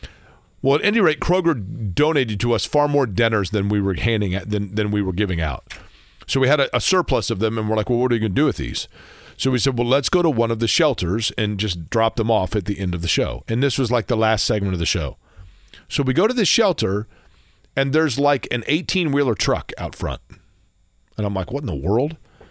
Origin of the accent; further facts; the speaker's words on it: Indianapolis, Indiana, United States; I grew up in Washington Township.